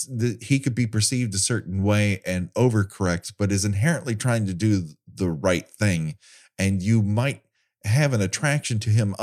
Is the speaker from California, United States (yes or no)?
yes; Glendale, California, United States; I grew up in Glendale.